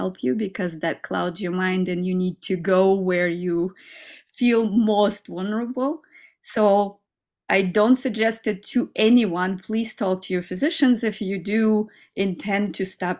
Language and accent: English; Kazakhstan; also born or lived in United States; now in Germany; I came from a little village in Kazakhstan where I grew up in Soviet times, communism and everything